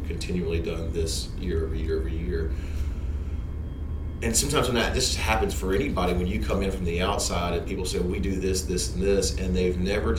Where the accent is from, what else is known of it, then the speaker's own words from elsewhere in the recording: North Louisiana, United States; growing up in North Louisiana